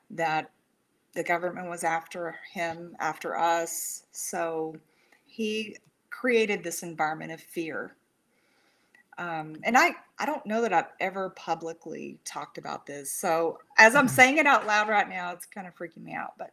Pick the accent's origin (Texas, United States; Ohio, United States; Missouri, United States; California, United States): Texas, United States; San Antonio; born there; I was born in Brooke Army. It used to be Brooke Army Medical now it's you know the Burn Center in San Antonio.